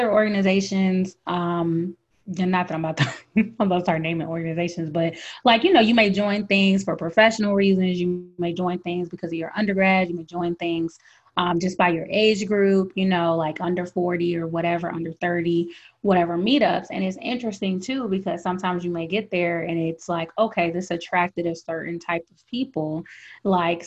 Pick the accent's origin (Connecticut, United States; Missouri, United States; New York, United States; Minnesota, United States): Connecticut, United States; I'm from Connecticut. So, you know, when I get passionate, sometimes my accent come back